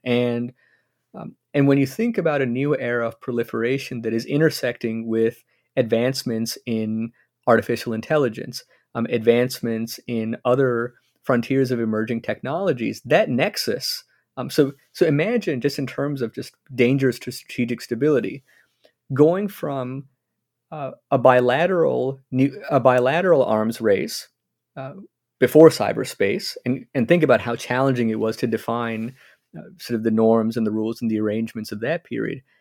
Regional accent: United States; as an American

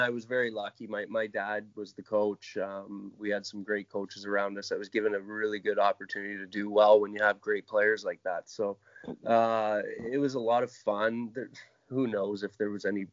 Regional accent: Oakville, Ontario, Canada; I grew up in Oakville, just outside Toronto

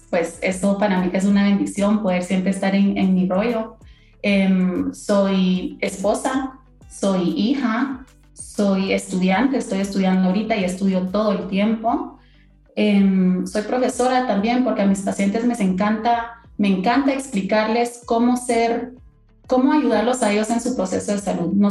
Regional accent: Guatemala

